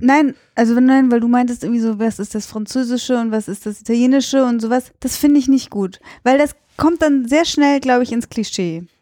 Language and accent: German; Cologne, North Rhine-Westphalia, Germany; ich bin Europäerin oder ich komme halt aus Köln